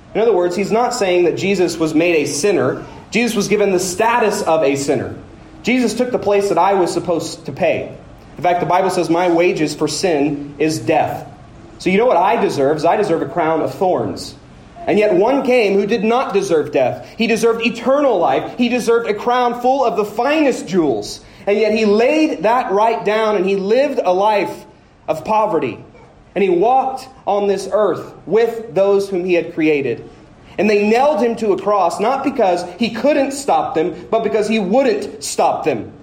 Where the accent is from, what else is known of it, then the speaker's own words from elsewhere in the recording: Woodward, Oklahoma, United States; I'm from Woodward